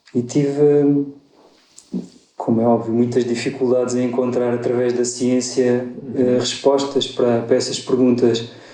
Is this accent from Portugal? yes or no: yes; Évora, Alentejo, Portugal; moved away as an adult; eu nasci em Évora, sou lentejano, vivi lá até aos 18 anos